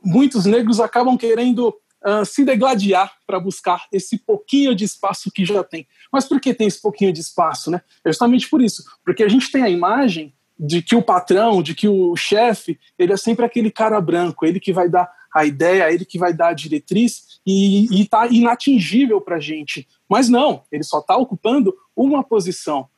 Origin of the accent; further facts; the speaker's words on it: Brazil; como brasileiro